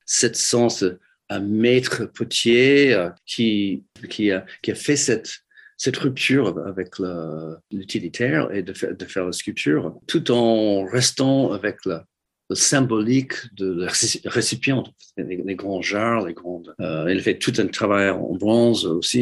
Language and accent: French; Detroit, Michigan, United States; French is a second language; moved away as an adult; also born or lived in New York; now in France; J'ai grandi à, à, à Détroit